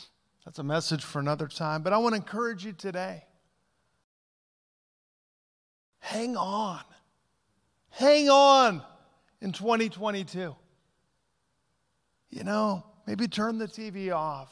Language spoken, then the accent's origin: English; Southern California, United States; moved away; also born or lived in Pacific Northwest; I grew up in Southern California, then moved to the Northwest.